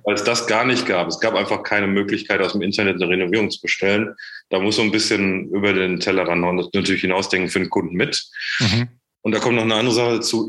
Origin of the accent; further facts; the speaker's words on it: Menden, North Rhine-Westphalia, Germany; moved away as an adult; also born or lived in Ruhr area / Czech Republic; ich bin nicht im Ruhrgebiet aufgewachsen, sondern im Sauerland, in Menden